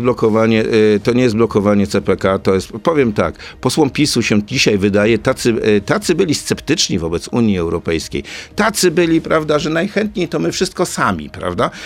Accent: Elbląg, Warmian-Masurian Voivodeship, Poland; Ja jestem z Elbląga

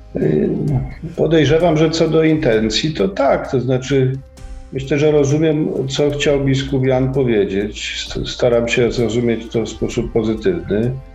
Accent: Kraków, Lesser Poland, Poland; moved away as an adult; now in Łódź, Poland; jak ktoś żył w Krakowie 54 lata

